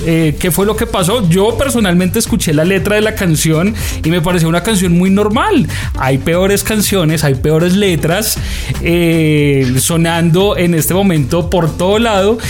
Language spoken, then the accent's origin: Spanish; Colombia; nos reconocían como colombianos